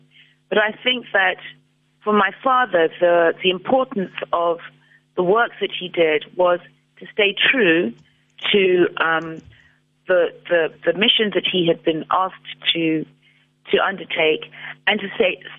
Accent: South Africa; who we were as a South African people

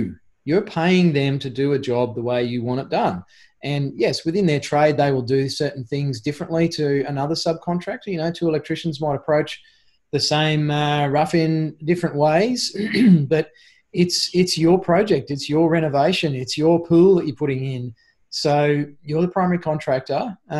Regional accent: Queensland, Australia; I'm not a Queenslander anymore.

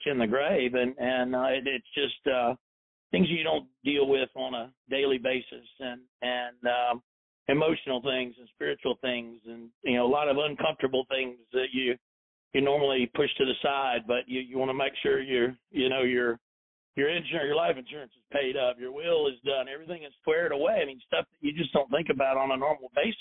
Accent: South Carolina, United States; moved away; also born or lived in Chattanooga, Tennessee; I grew up in South Carolina, I was born near Chattanooga, Tennessee, and all my family is in this area

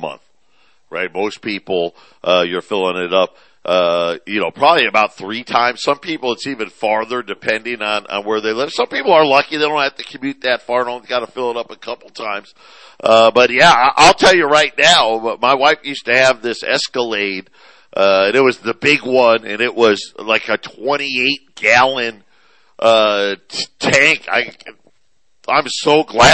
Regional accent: Syracuse, New York, United States; moved away; also born or lived in Phoenix; I grew up in Syracuse, as all of you know, still a big Syracuse fan. My mom and my youngest brother still live there.

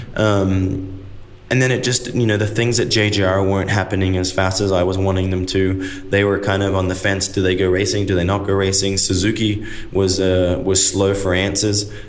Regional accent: Australia; moved away as an adult; now in United States; as a kid, I'm an Aussie

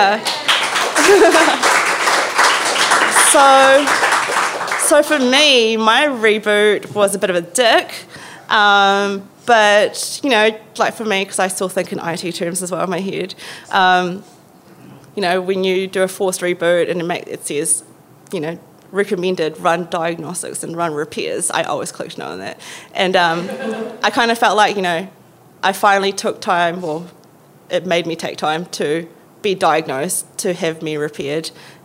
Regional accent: Philippines; now in Wellington, New Zealand; I'm Filipino.

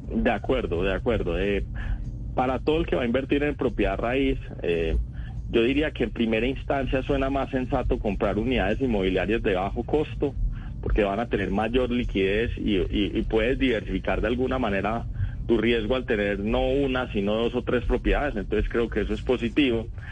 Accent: Paisa, Antioquia, Colombia; se me nota que soy paisa

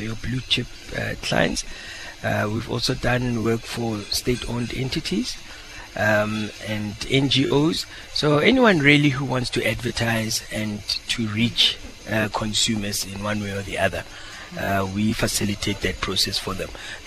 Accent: Pretoria, Gauteng, South Africa; I'm a guy from Pretoria

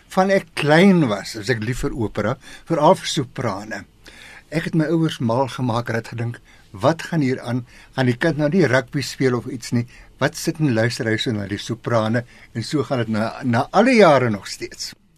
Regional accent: Swakopmund, Erongo, Namibia; now in South Africa; Weet jy waar ek vandaan kom? Namibië. Of soos in die ou dae gesê het, Suidwes. Swakopmund.

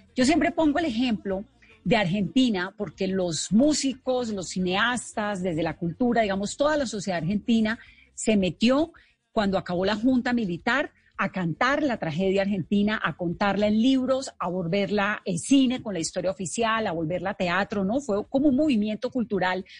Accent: Colombia

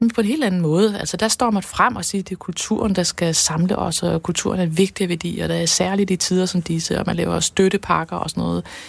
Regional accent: Denmark

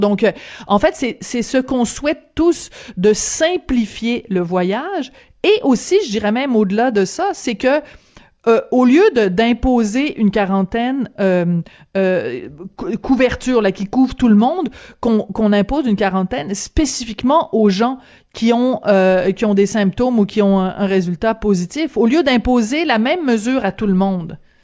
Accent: Quebec, Canada; chez nous, au Québec

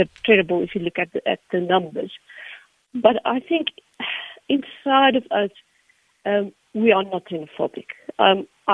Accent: Sasolburg, Free State, South Africa; first language Afrikaans; English is a second language; I grew up in the Free State, in Sasseburg, but not in the farm.

